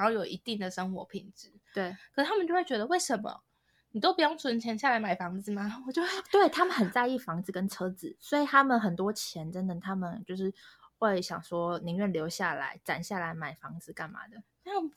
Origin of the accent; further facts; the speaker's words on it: Taiwan; moved away as an adult; now in Shanghai, China; 就要跟我们台湾人也要一起去上